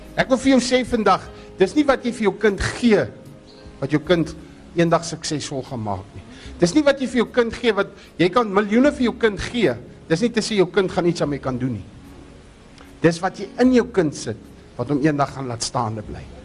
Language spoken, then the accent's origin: Afrikaans; Groot Brak River, Western Cape, South Africa; Ons is daar van Grootbrak rivier af.